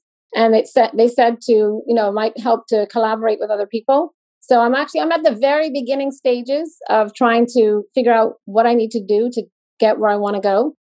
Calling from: Bahamas; I'm on Zoom from the Bahamas.

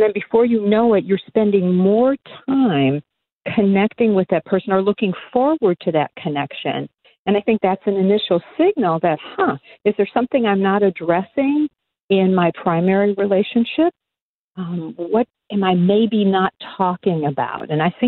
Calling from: Huntington Beach, California, United States; Oh, I am calling in from Huntington Beach, California.

